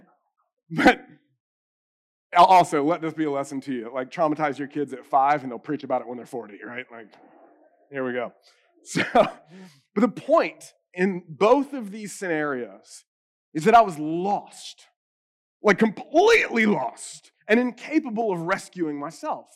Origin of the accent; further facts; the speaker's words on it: the Bible Belt, United States; I'm an American or even because I grew up in the Bible Belt